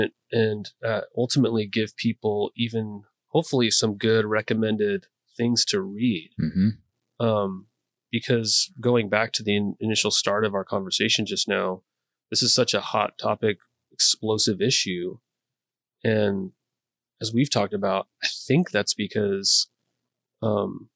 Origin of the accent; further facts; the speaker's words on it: Montana, United States; now in Gresham, United States; I'm from Montana.